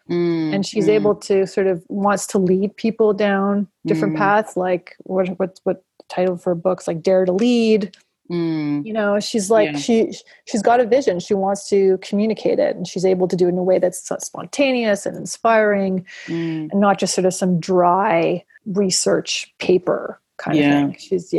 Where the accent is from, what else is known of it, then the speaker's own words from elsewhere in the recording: United Kingdom; oh, it's okay, I'm a British white guy, but I can participate in Buddhism